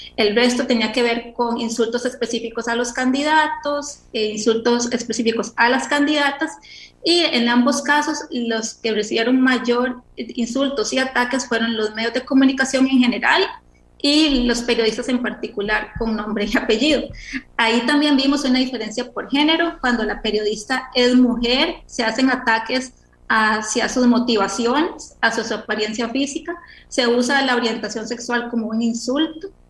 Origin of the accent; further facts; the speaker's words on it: Costa Rica; así somos los ticos